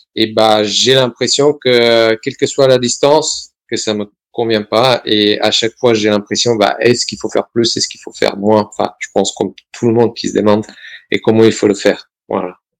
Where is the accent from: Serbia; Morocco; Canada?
Serbia; also born or lived in Valence, France; now in France; Donc, je suis né en Serbie, je suis venu en France